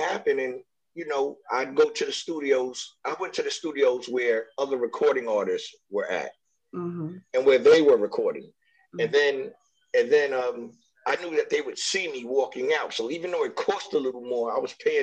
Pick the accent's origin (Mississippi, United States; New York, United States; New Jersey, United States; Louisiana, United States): New York, United States; now in Los Angeles, United States; I'm from New York, you know what I'm saying? And I was living in Brooklyn